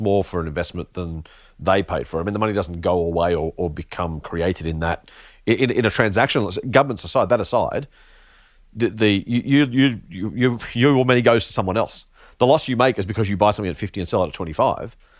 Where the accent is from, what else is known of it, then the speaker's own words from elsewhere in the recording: Australia; as an Australian, uh, investor, consumer, s, citizen, resident